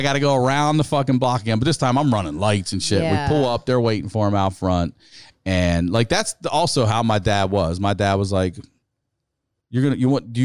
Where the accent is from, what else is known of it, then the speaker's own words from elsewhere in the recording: Maryland, United States; We're from Maryland